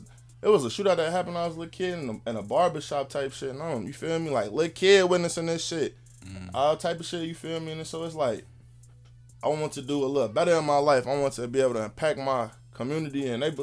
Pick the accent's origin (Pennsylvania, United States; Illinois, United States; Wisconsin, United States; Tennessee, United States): Illinois, United States; Chicago; moved away as an adult; now in Arkansas, United States; when I was growing up in Uptown